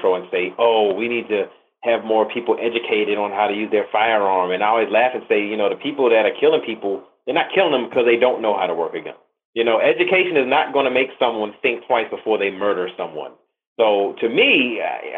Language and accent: English; Virginia, United States; I'm from Virginia